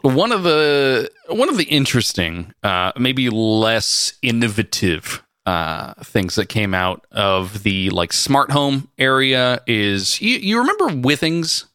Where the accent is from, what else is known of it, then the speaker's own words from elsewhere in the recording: California, United States; We're from California